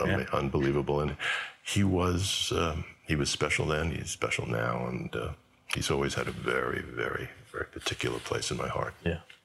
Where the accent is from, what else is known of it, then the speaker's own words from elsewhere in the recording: New York, United States; also born or lived in Los Angeles; I'm a New Yorker